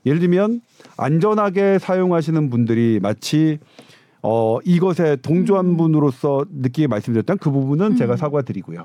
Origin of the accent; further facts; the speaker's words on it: South Korea; 저는 한국인이니까요